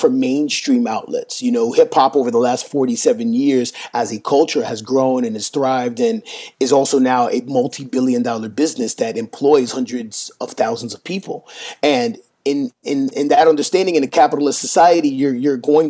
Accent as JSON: {"language": "English", "town": "New York City", "region": "New York", "country": "United States", "tie": "born or raised there", "said": "I grew up with in New York City"}